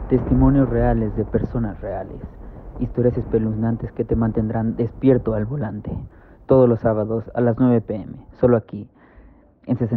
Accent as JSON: {"language": "Spanish", "town": "Texcoco", "region": "State of Mexico", "country": "Mexico", "said": "Yo soy de Texcoco y ella es de Chimalhuacán."}